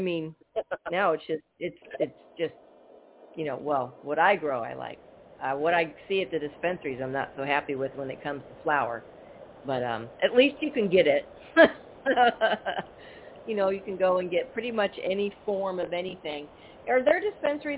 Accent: Bay Area, California, United States; now in Arizona, United States; I grew up in the Bay Area

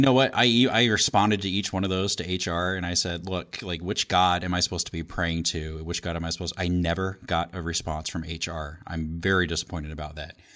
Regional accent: Indiana, United States; born or raised there

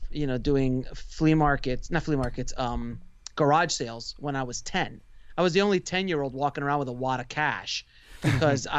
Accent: Miami, Florida, United States; moved away as an adult; also born or lived in Queens, New York; now in Los Angeles, United States; I was born in Miami, raised in New York, Queens, Jamaica, Queens. Then went back down to Miami when I was 10 and was trapped there until 10 years ago

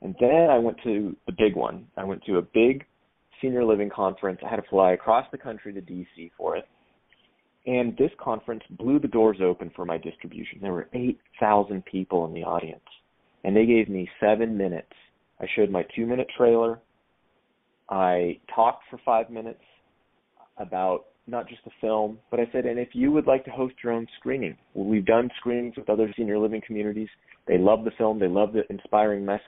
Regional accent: Sacramento, California, United States; moved away; when I lived in Sacramento, my hometown

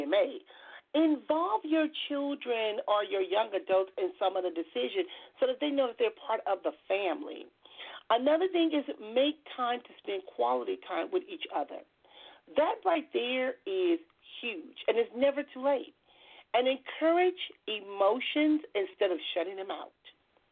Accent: Compton, California, United States; I grew up in Compton.

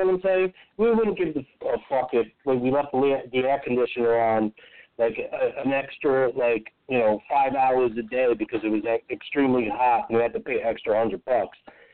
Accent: Union City, New Jersey, United States; also born or lived in Weehawken, New Jersey; now in Nutley, United States; I was born in Weehawken, which is the home of the Lincoln Tunnel, and I'm from Union City / Jersey City

